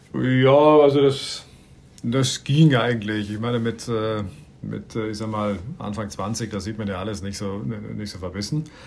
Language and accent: German; Bregenz, Vorarlberg, Austria; geboren und aufgewachsen in Bregenz am Bodensee